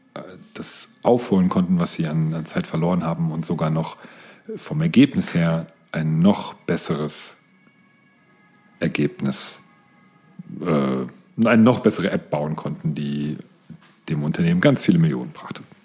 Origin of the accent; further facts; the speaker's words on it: near Frankfurt, Hesse, Germany; Ich bin in der Nähe von Frankfurt aufgewachsen